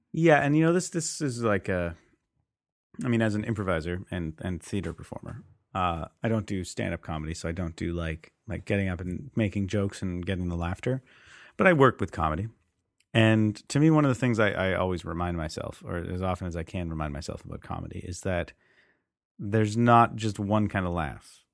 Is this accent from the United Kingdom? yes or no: no; Canada; we didn't talk too much about that in social studies in high school, you know, especially being Canadian